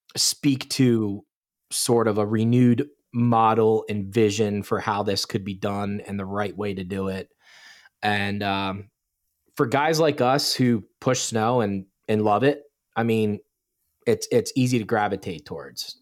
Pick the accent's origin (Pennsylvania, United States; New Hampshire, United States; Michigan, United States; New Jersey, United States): Pennsylvania, United States; Bucks County; I'm born and raised, was born and raised in Bucks County, Pennsylvania, which is just south of the valley, very rural area